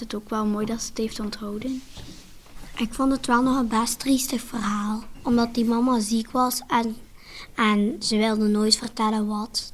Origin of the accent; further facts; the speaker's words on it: Amsterdam, North Holland, Netherlands; also born or lived in The Hague, Netherlands; now in Antwerp, Belgium; Maar ik ben geboren in Nederland, in Den Haag. Dicht bij de Noordzee, maar daar weet ik niks meer van. Want toen ik twee jaar was, verhuisden wij naar Amsterdam